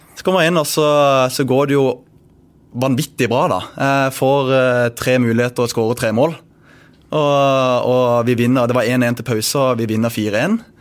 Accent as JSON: {"language": "Norwegian", "town": "Bergen", "region": "Vestland", "country": "Norway", "moved": "yes", "said": "jeg kommer jo fra Bergen"}